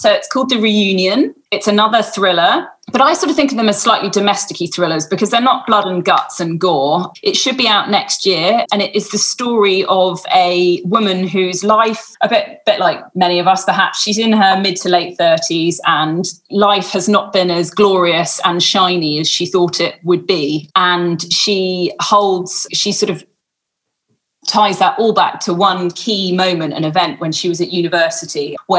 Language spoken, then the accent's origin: English; England, United Kingdom; now in Australia; I'm only on a temporary visa because I'm English. So we can't even come over to Sydney or Melbourne, or so very much trapped within West Australia